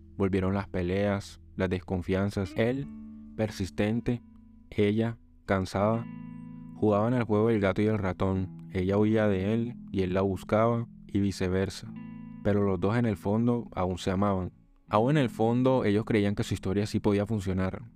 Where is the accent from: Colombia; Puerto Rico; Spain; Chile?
Colombia; soy colombiano